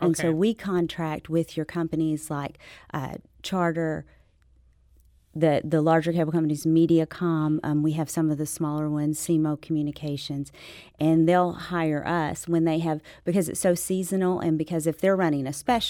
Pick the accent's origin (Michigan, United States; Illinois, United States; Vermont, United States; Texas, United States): Texas, United States; Dallas; also born or lived in Memphis; now in Sikeston, United States; I was born in Memphis, spent my youngest years in Dallas, but my mama was from Sykeston, and so we always went back to Sykeston.